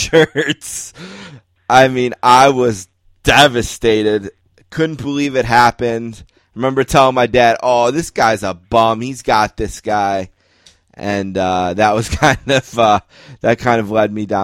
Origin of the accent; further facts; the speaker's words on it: Buffalo, New York, United States; I'm from Buffalo, New York